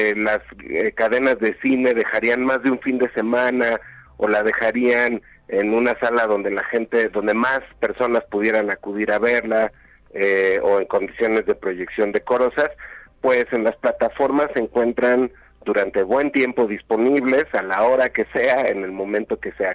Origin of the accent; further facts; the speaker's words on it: Mexico; reconocernos como mexicanas y mexicanos